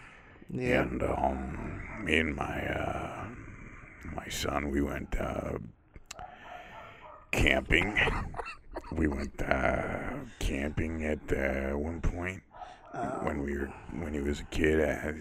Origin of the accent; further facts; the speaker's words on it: the South, United States; born there; I was born in the South.